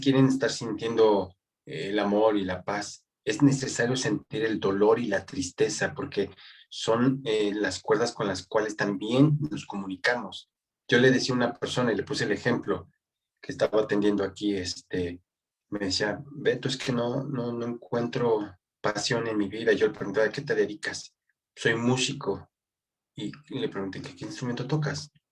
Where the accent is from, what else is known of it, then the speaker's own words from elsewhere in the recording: Mexico; mi país